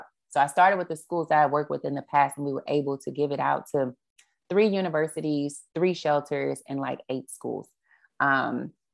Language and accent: English; Dallas, Texas, United States; moved away; also born or lived in New Orleans / Houston; Dallas, which is my hometown